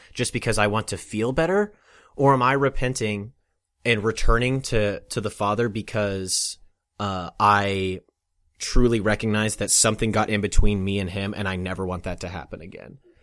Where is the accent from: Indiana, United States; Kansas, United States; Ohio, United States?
Kansas, United States; Olathe; that's where I'm from